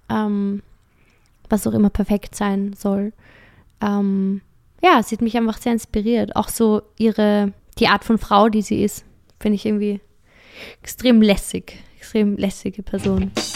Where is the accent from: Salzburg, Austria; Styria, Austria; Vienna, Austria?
Vienna, Austria; ich komme aus Wien